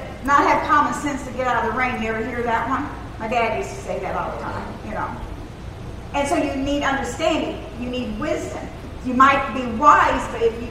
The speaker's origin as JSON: {"language": "English", "country": "United States", "also_born_or_lived": "Germany", "said": "We Americans"}